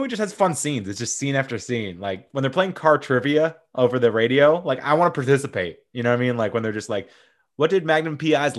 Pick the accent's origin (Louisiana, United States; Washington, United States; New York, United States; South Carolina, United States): South Carolina, United States; Columbia; He is from my hometown of Columbia, South Carolina.